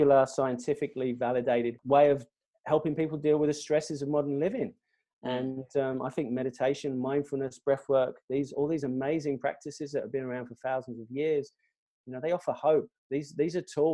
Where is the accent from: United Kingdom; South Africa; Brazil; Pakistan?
United Kingdom; England; now in Australia; I'm an Englishman.